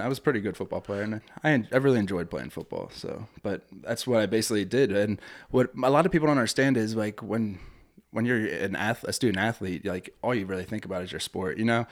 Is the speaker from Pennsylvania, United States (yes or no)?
yes; Ebenezer, Pennsylvania, United States; I grew up in Ebenezer